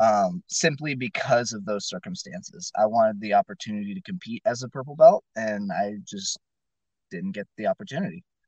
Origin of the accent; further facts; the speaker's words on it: Fresno, California, United States; moved away as an adult; now in Klamath Falls, United States; originally I'm from Fresno, California